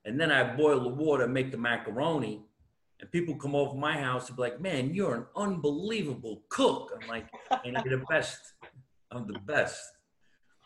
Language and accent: English; New Jersey, United States; I'm from New Jersey.